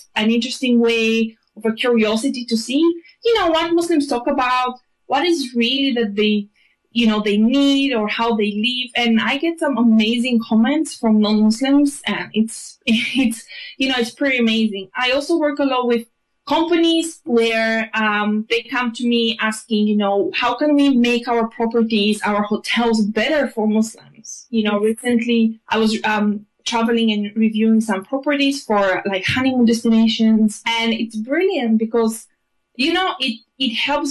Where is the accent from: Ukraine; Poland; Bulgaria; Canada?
Bulgaria; moved away as an adult; also born or lived in Greece; now in United Kingdom; I was born in Greece. I was raised in Bulgaria. I live in the UK for the past 10 years. I've literally spent 10 years in each country